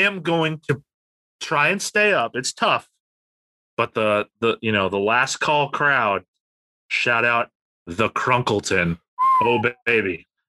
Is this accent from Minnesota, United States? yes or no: no; Chapel Hill, North Carolina, United States; I am going back to pretty much my hometown of Chapel Hill, North Carolina